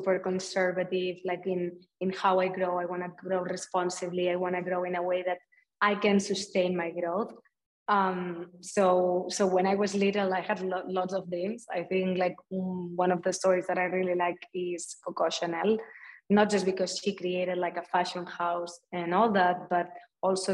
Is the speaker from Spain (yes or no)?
yes; a small town in Barcelona, Catalonia, Spain; moved away; coming from like a small town in Barcelona